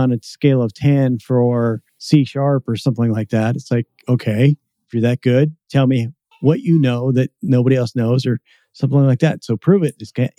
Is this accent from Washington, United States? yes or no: yes; Seattle, Washington, United States; I'm from the Seattle area as well, so I kind of understand that.